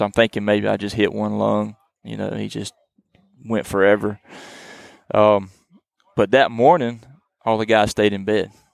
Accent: eastern North Carolina, United States; I am from the eastern part of North Carolina. We call that the Coastal Plains region

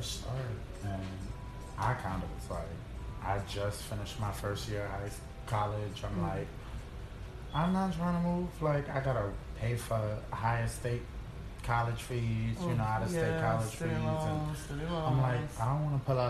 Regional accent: Hempstead, New York, United States; also born or lived in Brooklyn, New York; Born and raised in Hempstead. Grew up in kind of Long Island, but like middle school. Moved to Brooklyn

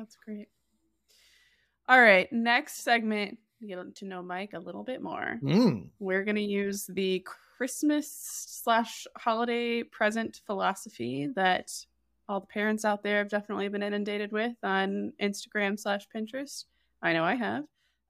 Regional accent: Canada; No, something it's hard as a Canadian to so explicitly express something.

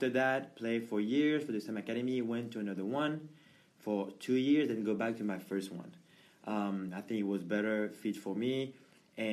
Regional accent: Paris, Île-de-France, France; moved away as an adult; now in United States; I'm from Paris, France

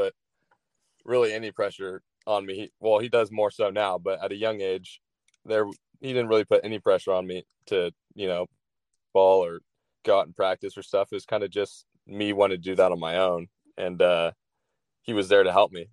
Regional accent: Dallas, Texas, United States; also born or lived in San Diego, California; now in California, United States; I grew up in Texas

